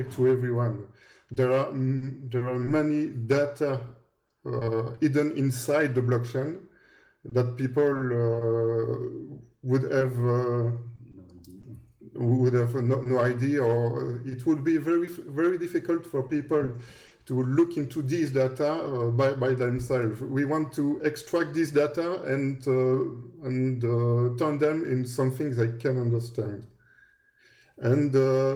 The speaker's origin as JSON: {"language": "English", "country": "Belgium", "second_language": "English", "said": "I was working for the government here in Belgium, because we're both from Belgium"}